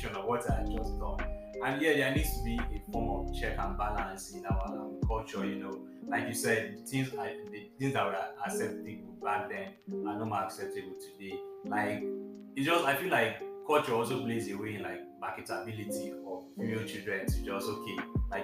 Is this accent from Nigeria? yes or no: yes; Nigeria; me being a Nigerian